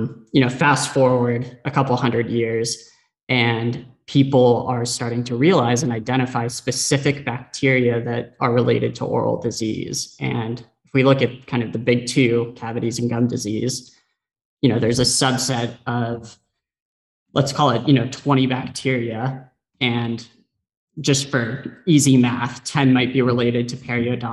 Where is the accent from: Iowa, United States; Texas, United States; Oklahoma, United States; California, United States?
California, United States; San Diego; I grew up in San Diego